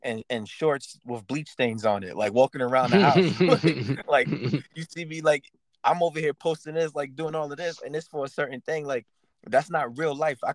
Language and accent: English; New York City, New York, United States; growing up in the Bronx, mostly. Like, my community was Black and Hispanic